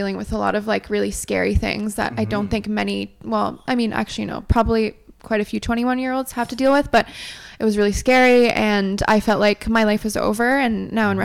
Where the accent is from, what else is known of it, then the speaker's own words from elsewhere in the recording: Ottawa, Ontario, Canada; moved away as an adult; also born or lived in Montreal, Canada; now in Toronto, Canada; So I'm from Montreal originally. Grew up in Ottawa, so I would say I'm from Ottawa